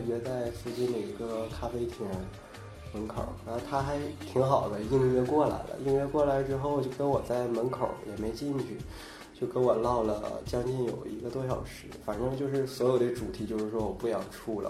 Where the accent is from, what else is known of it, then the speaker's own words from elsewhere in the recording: Dandong, Liaoning, China; moved away; 我老家丹东的